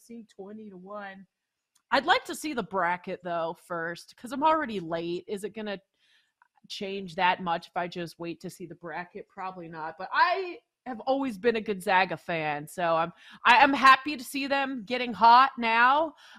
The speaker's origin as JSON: {"language": "English", "region": "West Coast", "country": "United States", "said": "we're both from the West Coast."}